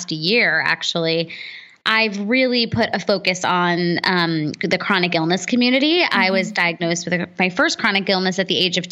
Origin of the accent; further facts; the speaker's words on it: United States; as an American kid, I was first generation American